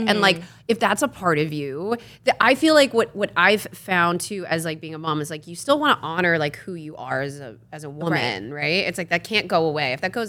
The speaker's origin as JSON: {"language": "English", "region": "East Coast", "country": "United States", "tie": "born or raised there", "said": "And I grew up in the East Coast"}